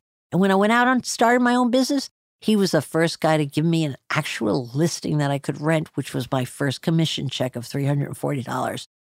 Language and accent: English; New Jersey, United States; accent: New Jersey; I've been trying to lose my New Jersey accent my whole life, and I haven't succeeded.